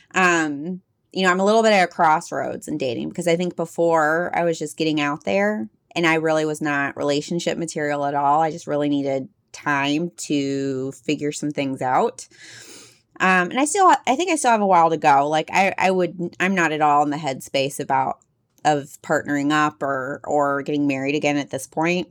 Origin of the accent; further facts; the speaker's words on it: Texas, United States; accent: Texas mixed with some Midwest; also born or lived in Midwest; I grew up in Texas, which you might be able to hear a little bit my voice, mixed with some Midwest